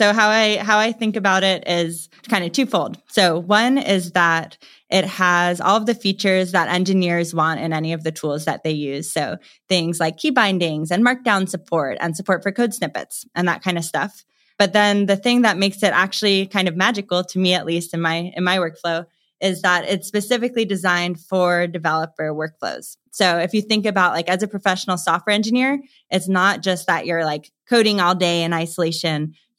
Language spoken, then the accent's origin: English; New York, United States; So I'm originally from New York. So I didn't really choose New York. I just was okay there and then I stayed there. And I do love New York. My family is there.